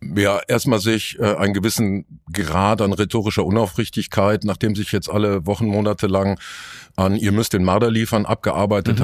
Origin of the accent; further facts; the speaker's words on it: Dortmund, North Rhine-Westphalia, Germany; Es gibt auch ein Dortmunder Oktoberfest, zu, zur Schande meiner Stadt